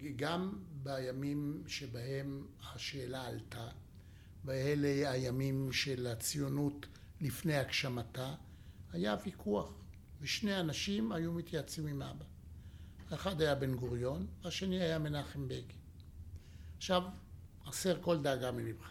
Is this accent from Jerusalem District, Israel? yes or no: yes; Jerusalem, Jerusalem District, Israel; אני ירושלמי